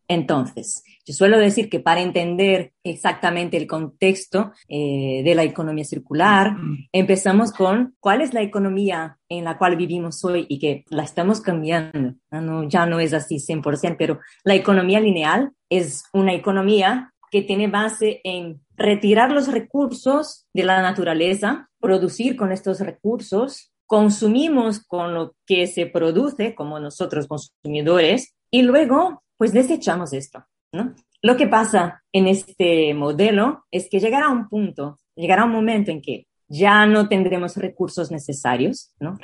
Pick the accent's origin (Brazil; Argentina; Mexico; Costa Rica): Brazil; Spanish is a second language; moved away as an adult; now in Spain; soy brasileña, vivo en España hace casi 11 años ya ahora